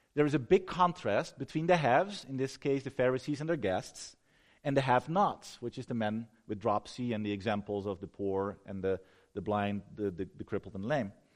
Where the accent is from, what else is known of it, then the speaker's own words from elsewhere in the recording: Netherlands; moved away; I'm from the Netherlands